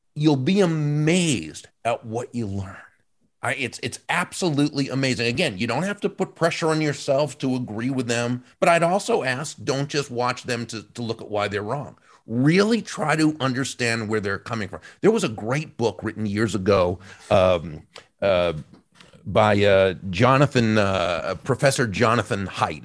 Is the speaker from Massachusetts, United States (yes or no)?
yes; outside of Boston, Massachusetts, United States; I, I grew up outside of Boston